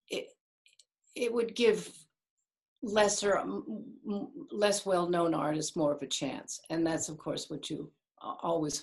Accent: Kansas City, Missouri, United States; now in Martha's Vineyard, United States; I grew up in Kansas City, Missouri

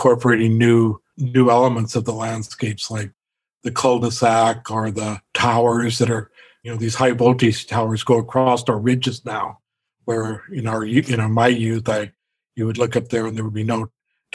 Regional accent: Omak, Washington, United States; When I grew up in Omak

